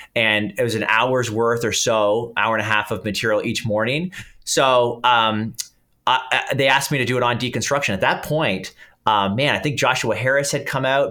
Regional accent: Canada; accent: Canadian; I'm Canadian, people will probably pick up the accent

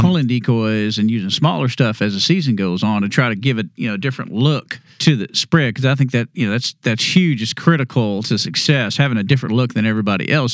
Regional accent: Texas, United States; When I was growing up in Texas

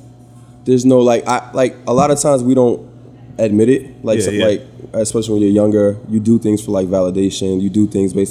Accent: Brooklyn, New York, United States; I'm from Brooklyn at the time.

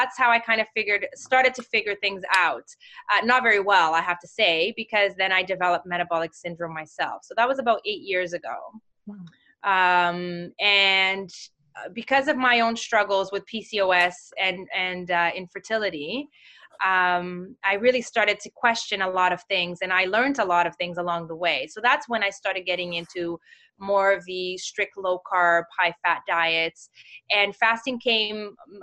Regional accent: Mozambique; moved away; I'm from Mozambique

